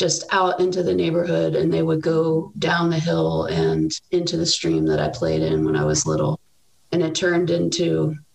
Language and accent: English; Paoli, Pennsylvania, United States; I grew up outside of Philadelphia in a suburban town called Paoli.